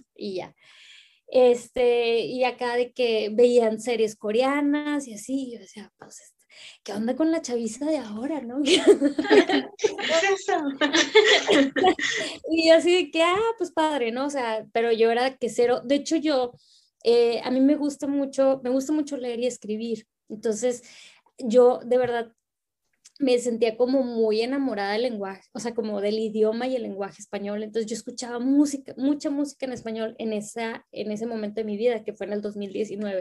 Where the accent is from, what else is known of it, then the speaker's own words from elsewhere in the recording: Reynosa, Tamaulipas, Mexico; now in Monterrey, Mexico; vivo acá en, en la ciudad de Monterrey, este, pero soy de Reynosa, soy de la frontera, orgullosamente tamaulipeca